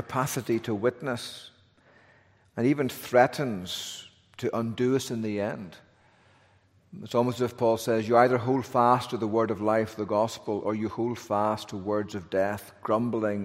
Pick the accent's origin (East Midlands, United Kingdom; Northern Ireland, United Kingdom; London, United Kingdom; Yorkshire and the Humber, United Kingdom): Northern Ireland, United Kingdom; now in North Carolina, United States; I'm from Northern Ireland